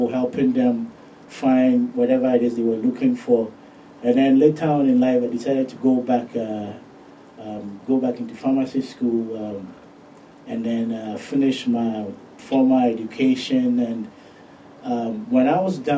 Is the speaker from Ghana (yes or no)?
yes; Ghana; moved away as an adult; now in United States; I'm originally from Ghana, born and raised. I moved to the States when I was 18.